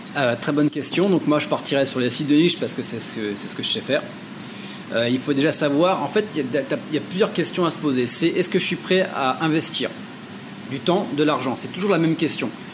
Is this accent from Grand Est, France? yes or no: no; Châteauroux, Centre-Val de Loire, France; moved away as an adult; also born or lived in Limoges; Je viens euh, d'une petite ville qui s'appelle euh, Châteauroux, qui est dans le milieu de la France